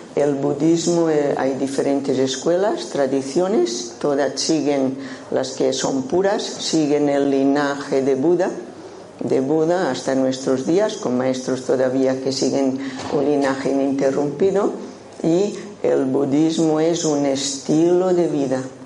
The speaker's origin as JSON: {"language": "Spanish", "area": "Menorca", "region": "Balearic Islands", "country": "Spain", "tie": "born or raised there", "accent": "un poco rarillo", "moved": "yes", "lives_now": "Málaga, Spain", "said": "nací en Menorca, por esto tengo este acento un poco rarillo"}